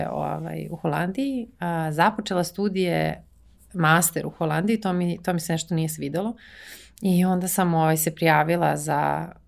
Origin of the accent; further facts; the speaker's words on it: Serbia; moved away as an adult; also born or lived in Netherlands; nikad nisam razmišljala o tome kao ja sam iz Srbije i kao kako će to ljudi da vide.